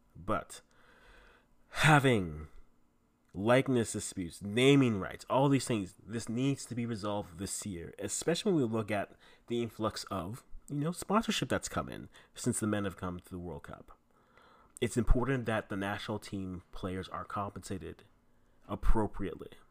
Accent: Canada; also born or lived in Ghana (ancestry); I am Ghanaian, Canadian, Ghanaian parents

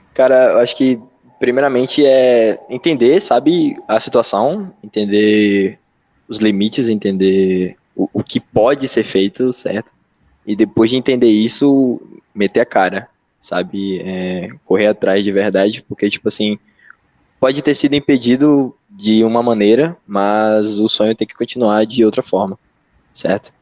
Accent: Brazil; sendo brasileiro

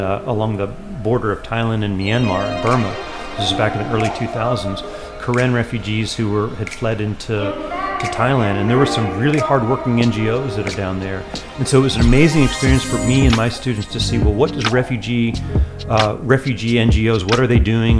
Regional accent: Boone, North Carolina, United States; my job is there in my hometown

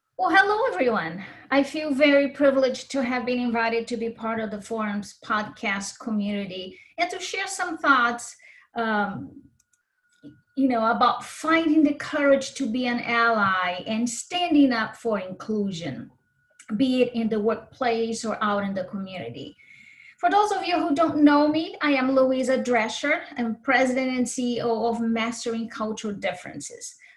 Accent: Brazil; born or raised there; also born or lived in Minnesota / Spain / Ukraine / Japan; now in United States

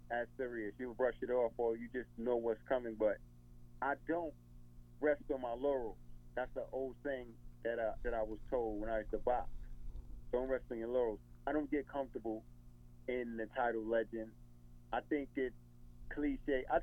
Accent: New York, United States; I guess it's a mentality from being a New Yorker, and I guess we reflect that New York mentality.

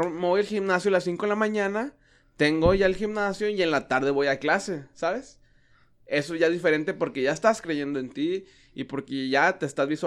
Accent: Mexico; cuando ha visto las publicaciones en Facebook que soy mexicano, pero no me gusta esto.

